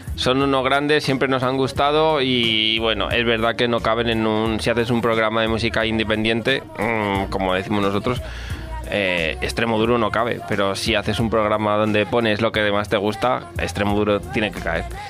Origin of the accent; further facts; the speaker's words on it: Valdepeñas de Jaén, Andalusia, Spain; la de mi pueblo, de Valdepeña de Jaén